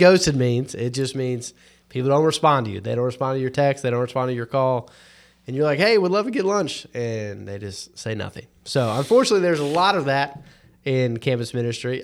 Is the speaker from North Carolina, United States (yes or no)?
yes; North Carolina, United States; I'm, I'm not just a Christian 'cause I was born in North Carolina